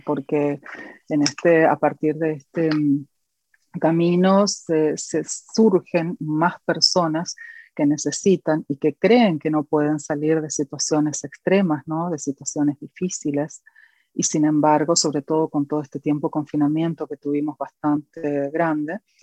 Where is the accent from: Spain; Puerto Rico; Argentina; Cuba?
Argentina; Corrientes; en una iglesia de mi ciudad, de donde soy oriunda, de la provincia de Corrientes, Argentina.